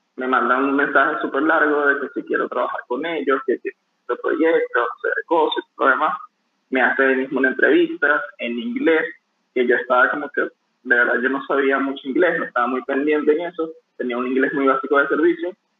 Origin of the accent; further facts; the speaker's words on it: Venezuela; moved away as an adult; also born or lived in Peru; now in Dubai, United Arab Emirates; yo soy de, de, Venezuela.